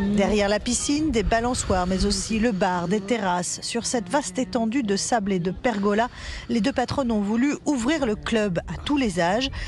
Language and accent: French; Essonne, Île-de-France, France; on vient de l'Essonne